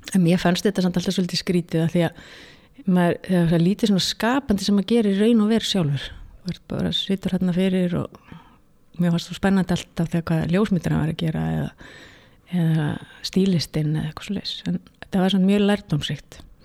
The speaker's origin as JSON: {"language": "Icelandic", "town": "Reykjavík", "region": "Capital Region", "country": "Iceland", "tie": "born or raised there", "said": "ég er alveg upp í Reykjavík"}